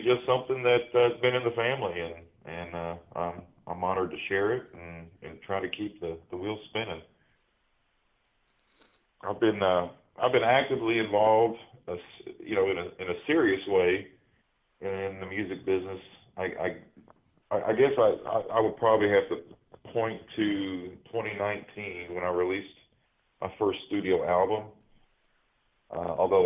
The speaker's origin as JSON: {"language": "English", "region": "Eastern Kentucky", "country": "United States", "tie": "born or raised there", "said": "I'm a native of Kentucky. I grew up in Eastern Kentucky, and being a product of Appalachia"}